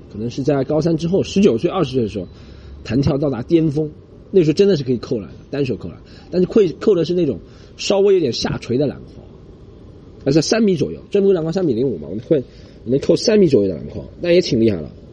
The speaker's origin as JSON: {"language": "Chinese", "region": "Shanghai", "country": "China", "accent": "Shanghainese", "said": "那时候我们还是讲上海话比较多了"}